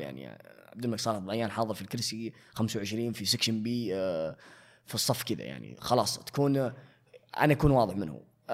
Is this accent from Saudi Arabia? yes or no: yes; Saudi Arabia; عندنا في السعوديه